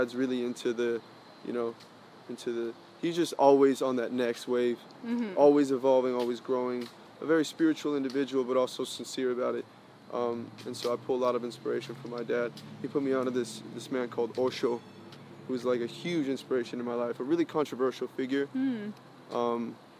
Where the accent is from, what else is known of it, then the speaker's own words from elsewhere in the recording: Colombia; because I come from Spanish background, I'm Colombian